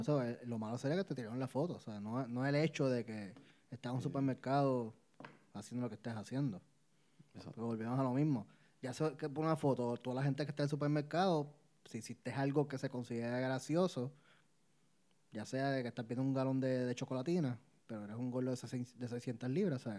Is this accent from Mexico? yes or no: no; Puerto Rico; soy boricua